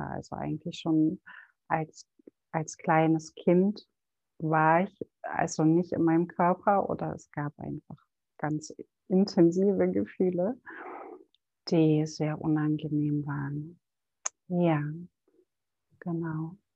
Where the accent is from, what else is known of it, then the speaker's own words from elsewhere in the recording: Berlin, Germany; born there; Ich bin in Berlin geboren und Mutter von einem fast 15-jährigen Sohn und betreibe seit sechs Jahren mein eigenes Ayurveda-Business in Berlin